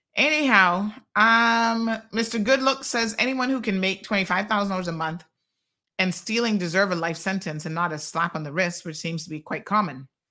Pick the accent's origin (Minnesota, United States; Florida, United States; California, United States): Florida, United States; Tampa; moved away as an adult; now in Cayman Islands; I grew up in Tampa